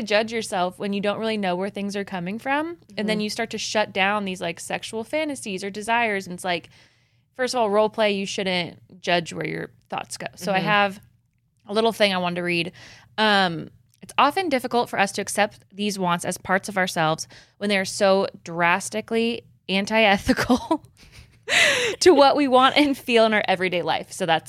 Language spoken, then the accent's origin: English; Midwest, United States; Did you like how I'm from the Midwest when I said tapping in?